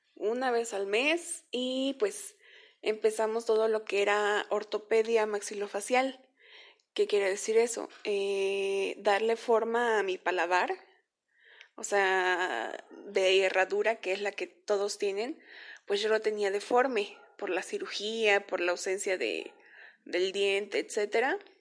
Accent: Veracruz, Mexico; yo nací en el estado de Veracruz, por ahí del año de 1994

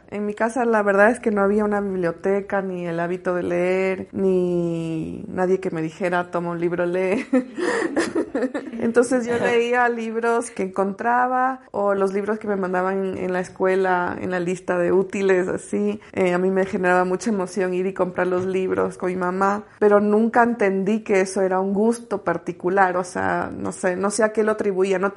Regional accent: Quito, Pichincha, Ecuador; also born or lived in Guayaquil; mi madre, mi hermana y yo nos mudamos de Guayaquil a Quito, recuerdo con mucha claridad haberme sentido muy arrobada por el paisaje. Me, me conmocionó, yo era muy chica, tenía 8 o 9 años

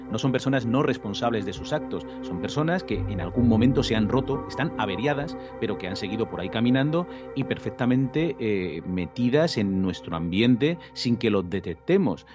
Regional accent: Spain; nosotros en España

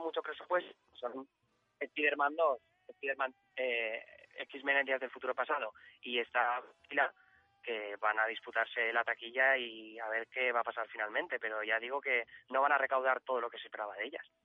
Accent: Valencian Community, Spain; como somos de la Comunidad Valenciana

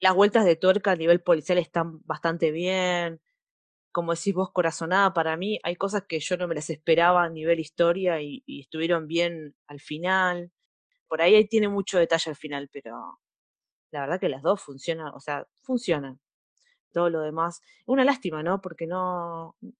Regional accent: Argentina

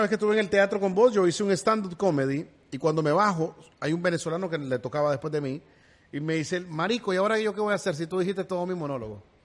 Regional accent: Nicaragua; now in United States; negrito como de Nicaragua. Yo soy negrito de Bluefield, me crié en el Bluff, pero también allá en Nueva York.

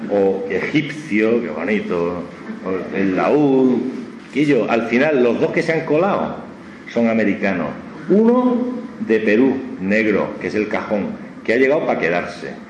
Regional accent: Galicia, Spain; Es que los mapas, bueno, aún hay gente en mi tierra

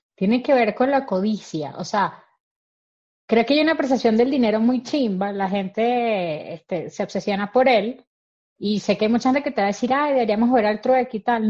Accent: Venezuelan Andes, Venezuela; como buen gocho

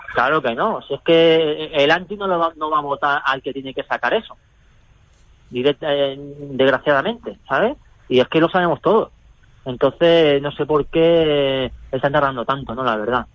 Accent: Barcelona, Catalonia, Spain; ahora más pillado también aquí en, Barcelona

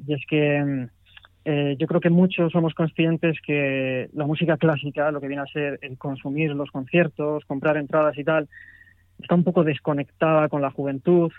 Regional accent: Madrid, Community of Madrid, Spain; soy de Madrid

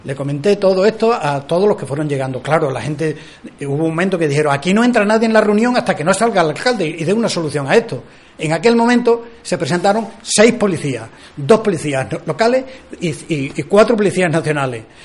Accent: Almendralejo, Extremadura, Spain; somos embajadores de Almendralejo en el mundo

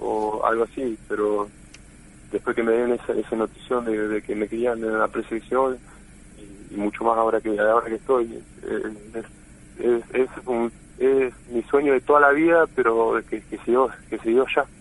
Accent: Argentina; que somos los argentinos

